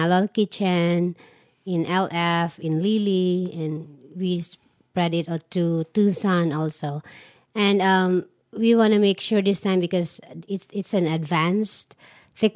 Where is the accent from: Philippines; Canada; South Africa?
Philippines; moved away as an adult; now in Arizona, United States; I always create events way back in the Philippines